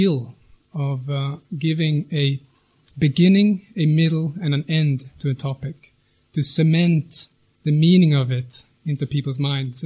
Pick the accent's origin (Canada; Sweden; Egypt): Sweden; I'm from Sweden.